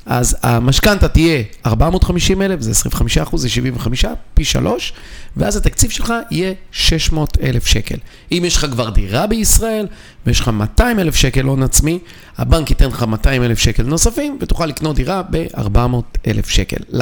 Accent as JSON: {"language": "Hebrew", "town": "Bnei Brak", "region": "Tel Aviv District", "country": "Israel", "tie": "born or raised there", "said": "אני גדלתי בבני ברק, אני משקיע בבני ברק. כי אני מכיר אותה."}